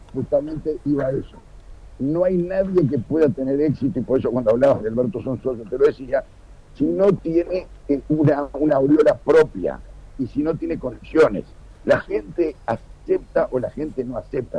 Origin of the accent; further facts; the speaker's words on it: Uruguay; De Uruguay.